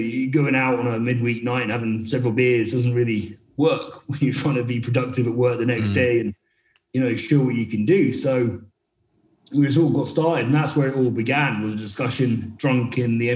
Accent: Northeast Scotland, United Kingdom; also born or lived in Sheffield; I grew up in Northeast Scotland

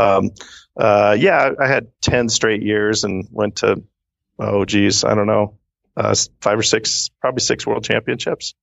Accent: Seattle, Washington, United States; also born or lived in Redmond, Washington; born and raised in the Seattle area

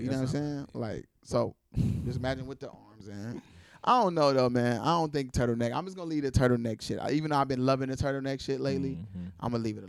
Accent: Cleveland, Ohio, United States; I'm from Cleveland.

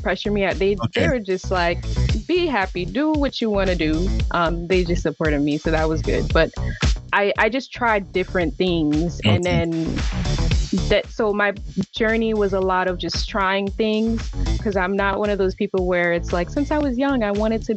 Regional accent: New York City, New York, United States; also born or lived in Massachusetts; I was born in Massachusetts, but I'm from Brooklyn

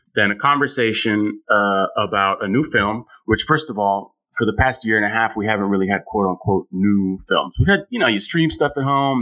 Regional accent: San Francisco, California, United States; moved away as an adult; now in New York City, United States; I'm from San Francisco. You know, I live in New York

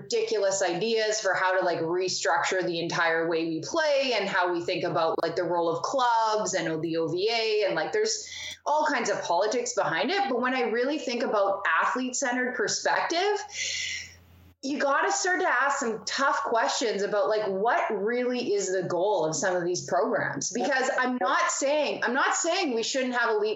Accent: Manitoba, Canada; moved away as an adult; now in Ontario, Canada; before I moved to Ontario, like, I'm originally from Manitoba

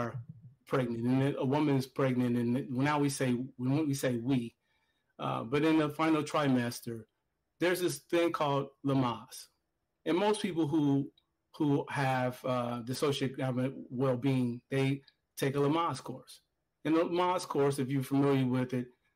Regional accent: Gary, Indiana, United States; I grew up in Gary, Indiana, where there was a steel mill.

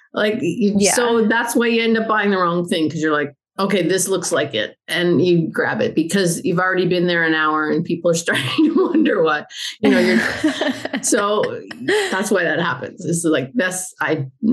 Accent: Canada; moved away as an adult; now in Albania; I am a Canadian. I'm not an Albanian.

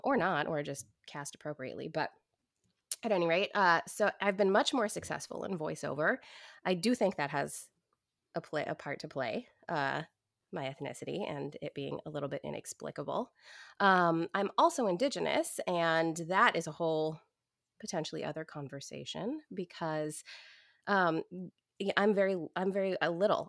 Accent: Portland, Oregon, United States; I grew up in Portland, Oregon in the 80s

